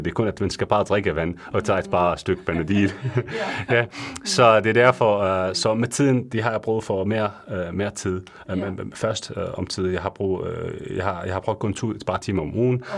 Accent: Syria; Danish is a second language; moved away as an adult; now in Denmark; Jeg kommer fra Syrien øh, i 2015, øhm, hvor jeg bliver, øh, jeg bliver uddannet som farmaceut i Syrien

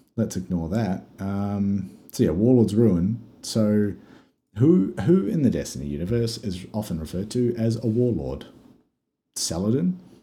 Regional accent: Australia; We're Australian

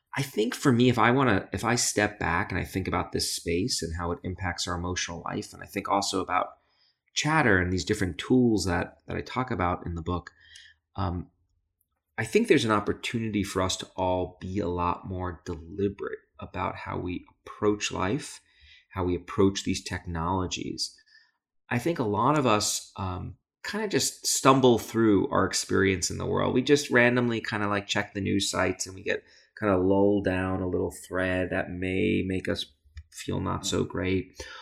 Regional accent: New York City, New York, United States; I grew up in Brooklyn, New York

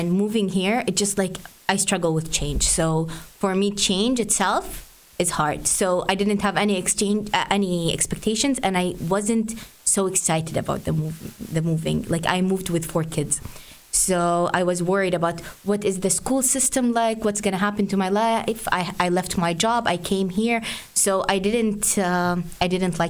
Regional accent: Saudi Arabia; English is a second language; moved away as an adult; now in Canada; I'm from Saudi Arabia.

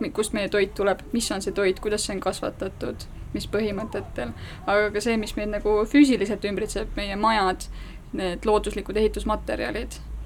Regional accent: Estonia; meie kui eestlased

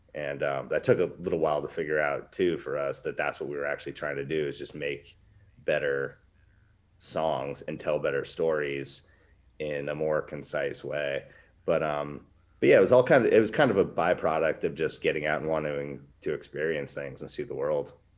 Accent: Alaska, United States; I'm from Westchester, Alaska.

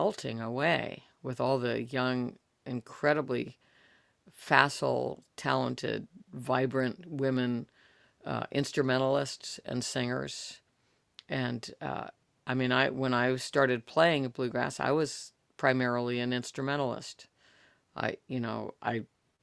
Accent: Northern California, United States; the Mexican music that I've gotten to hear growing up in California. We're in Northern California

